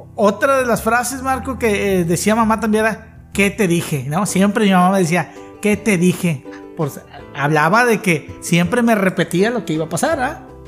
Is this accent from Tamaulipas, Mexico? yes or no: yes; Tampico, Tamaulipas, Mexico; El de aquí de Tampico, ala man. Somos muy dados a decir ala